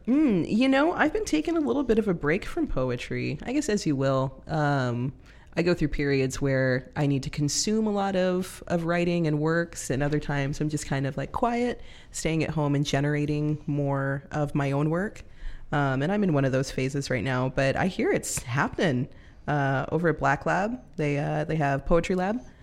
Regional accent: California, United States; moved away as an adult; also born or lived in Lynnwood, Washington; now in Everett, United States; I'm from California

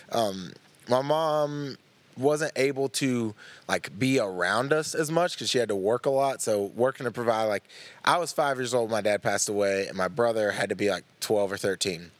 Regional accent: Louisville, Tennessee, United States; also born or lived in Knoxville, Tennessee; I've grown up in East Tennessee my whole life. I was born in Knoxville

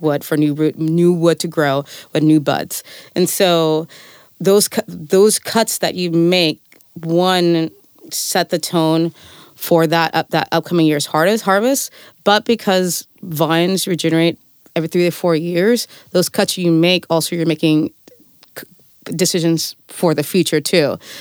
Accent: Fresno, California, United States; now in Vermont, United States; I'm from the Central Valley, I'm from Fresno

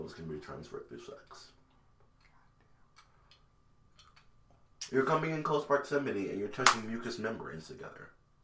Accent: Hamtramck to Royal Oak Township, Michigan, United States; when we moved from Hamtramck to Royal Oak Township

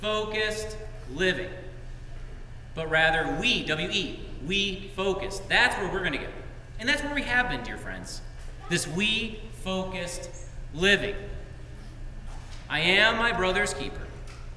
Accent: United States; being a Christian directs and drives all that I do as an American

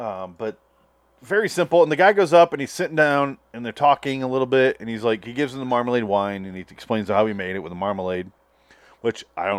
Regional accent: Michigan, United States; I grew up in Michigan

